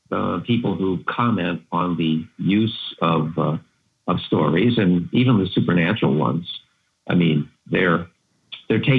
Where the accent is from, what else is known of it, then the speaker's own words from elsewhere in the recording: New York, United States; Yeah, near Buffalo.